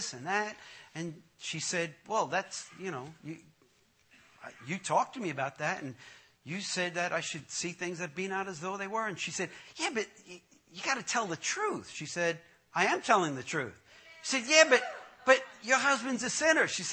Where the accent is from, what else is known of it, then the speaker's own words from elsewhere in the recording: New York, United States; when I was growing up in Brooklyn, I grew up in a tough neighborhood in Brooklyn, the Gowanus Projects.